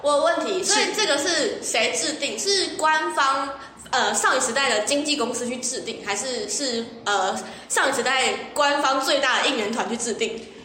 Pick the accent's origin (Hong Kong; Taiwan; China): Taiwan; 然后在台湾就是他就说我们台湾人很很冷静。